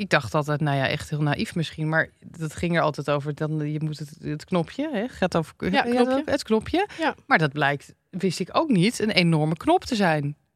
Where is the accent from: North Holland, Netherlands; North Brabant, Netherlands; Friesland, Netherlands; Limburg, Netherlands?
North Holland, Netherlands; Amsterdam; Ik ben in Amsterdam opgegroeid.